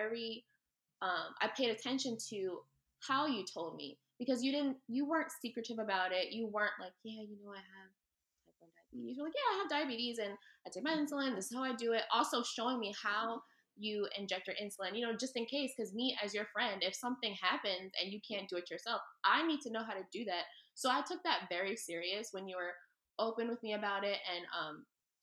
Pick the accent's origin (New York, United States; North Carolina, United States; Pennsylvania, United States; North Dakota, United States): Pennsylvania, United States; Philadelphia; I'm obviously from Philly